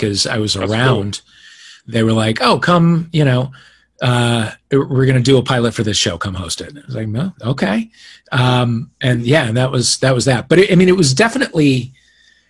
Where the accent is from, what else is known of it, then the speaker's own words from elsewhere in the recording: Kirkwood, Missouri, United States; moved away as an adult; now in Los Angeles, United States; I grew up in Kirkwood